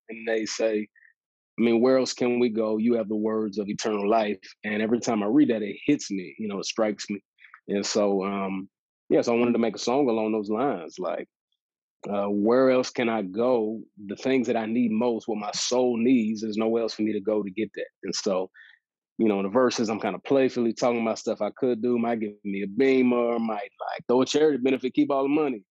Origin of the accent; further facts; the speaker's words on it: Dallas, Texas, United States; I moved to Dallas and uh, have been, you know, this is where I grew up, and so that's been yeah. cool to be be back in my my hometown